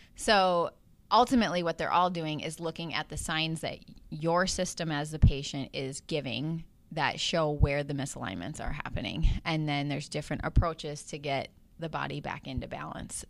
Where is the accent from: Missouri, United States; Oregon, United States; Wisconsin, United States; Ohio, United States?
Wisconsin, United States; Chippewa Falls; moved away as an adult; also born or lived in Hudson, Wisconsin; I was coming back home to my hometown and that I was going to plant roots here